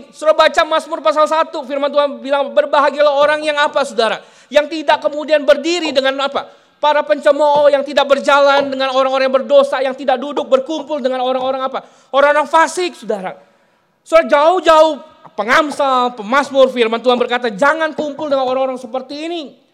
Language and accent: Indonesian; Palembang, South Sumatra, Indonesia; moved away as an adult; saya selesai SMA, saya harus pergi, tinggalkan kota Palembang, saya bilang. Saya harus tinggalkan uh, kampung halaman saya.